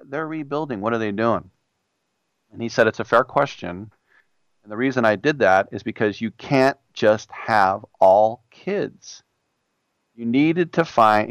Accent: United States; I'm an American

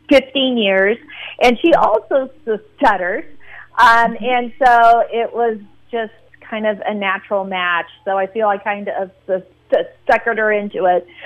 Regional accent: Alameda, California, United States; it means a lot because it is in my hometown. I'm fifth generation Alamedian

